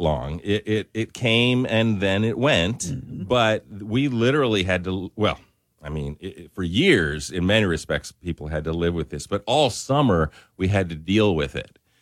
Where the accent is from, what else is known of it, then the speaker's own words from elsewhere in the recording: Spokane, Washington, United States; now in Lafayette, United States; I'm originally from Spokane, Washington